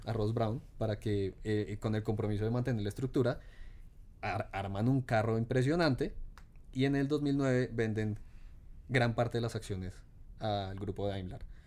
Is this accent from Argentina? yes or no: no; Colombia